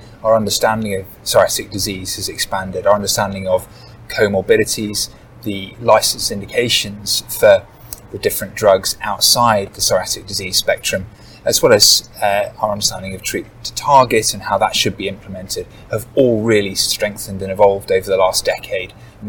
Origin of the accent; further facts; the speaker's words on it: Bath, South West England, United Kingdom; I'm a rheumatologist from Bath in the UK